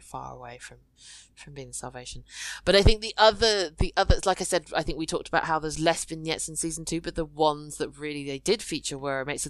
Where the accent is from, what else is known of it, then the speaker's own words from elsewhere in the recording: United Kingdom; I'm British Chinese